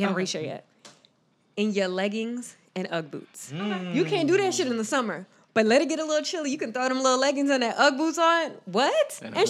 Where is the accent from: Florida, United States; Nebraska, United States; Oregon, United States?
Florida, United States; moved away; also born or lived in Washington, D.C.; Because I grew up in Florida.